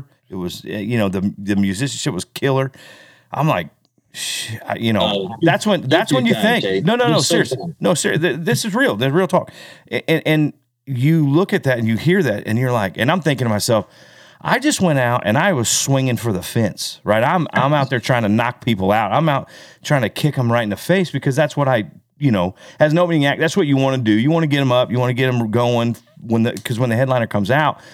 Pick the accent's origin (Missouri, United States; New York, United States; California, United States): Missouri, United States; Kansas City; We're from Kansas City, so we're home